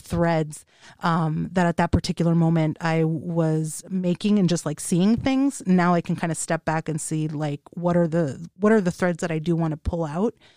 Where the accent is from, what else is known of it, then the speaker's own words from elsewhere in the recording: Los Angeles, California, United States; moved away; I am from the Los Angeles area